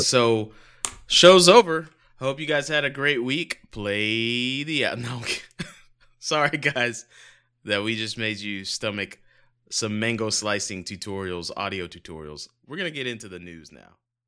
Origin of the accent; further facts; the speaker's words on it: United States; I'm American